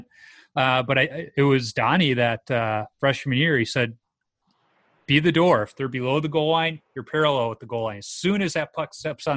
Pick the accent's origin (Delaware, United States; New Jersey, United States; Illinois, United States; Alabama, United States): Illinois, United States; Chicago; I grew up in the Beverly Mount Greenwood neighborhood on the south side near Oak Lawn